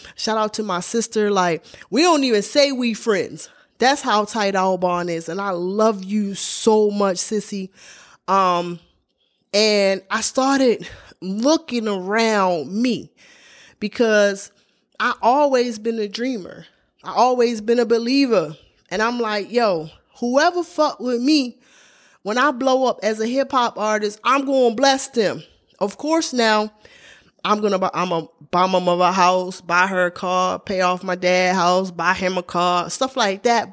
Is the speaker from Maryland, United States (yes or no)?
yes; Baltimore, Maryland, United States; I grew up in Baltimore, Maryland